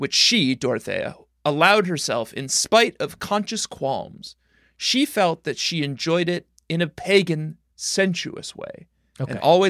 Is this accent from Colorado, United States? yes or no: yes; Colorado, United States; I grew up in Colorado.